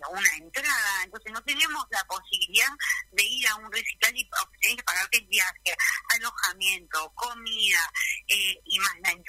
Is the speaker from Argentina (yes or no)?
yes; Río Gallegos, Santa Cruz, Argentina; yo soy nacida y criada en Río Gallegos